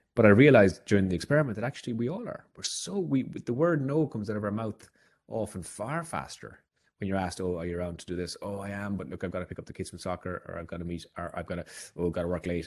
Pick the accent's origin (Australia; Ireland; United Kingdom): Ireland; as an Irishman